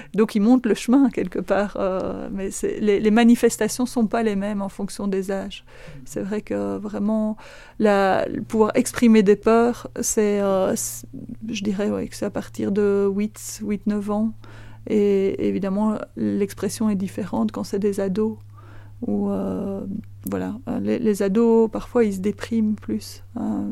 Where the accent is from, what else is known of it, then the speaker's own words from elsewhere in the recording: Florennes-Philippeville area, Wallonia, Belgium; also born or lived in Vezin, Andenne, Belgium; now in Andenne, Belgium; je ne suis pas originaire d'ici. Je suis originaire du côté de Florène-Philippeville